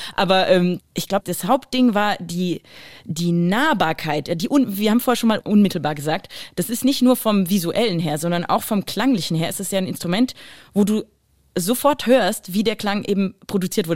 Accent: Düsseldorf, North Rhine-Westphalia, Germany; moved away; also born or lived in Basel, Switzerland; Ich bin, bin geboren in Basel, Basel ja. aber als Deutsche, also nicht als Schweizerin. Trotzdem Basel natürlich Rheinstadt also super mhm. wichtig, dann halt ein bisschen weiter bewegt nach Düsseldorf. Äh, ich würde schon Düsseldorf als meine Stadt empfinden

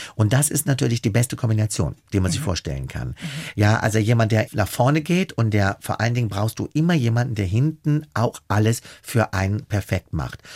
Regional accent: Germany; also born or lived in Italy; ich als Deutscher da hingekommen

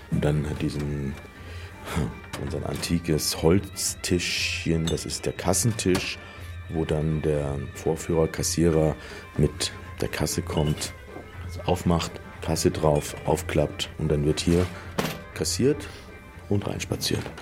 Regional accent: Munich, Bavaria, Germany; Ich bin ein echter Münchner, obwohl man das nicht hört. München geboren, München aufgewachsen und immer noch hier lebend seit vielen Jahren

